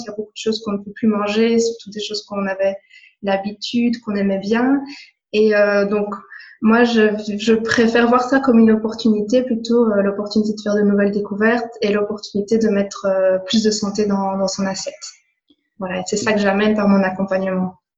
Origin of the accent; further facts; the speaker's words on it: Belgium; je viens de Belgique